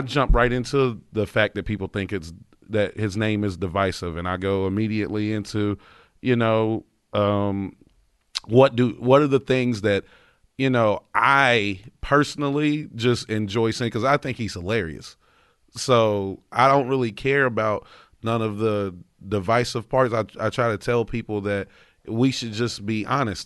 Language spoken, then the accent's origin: English; North Carolina, United States; growing up in North Carolina, most of everybody I know is Republican